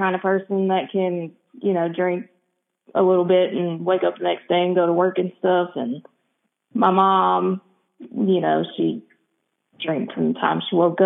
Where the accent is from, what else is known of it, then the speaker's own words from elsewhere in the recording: Cherokee, North Carolina, United States; I'm from Cherokee, North Carolina.